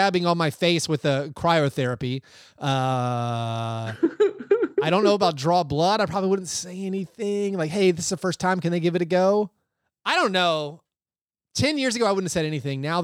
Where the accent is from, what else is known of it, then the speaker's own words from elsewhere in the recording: Franklin, Tennessee, United States; moved away; my hometown of Franklin, Tennessee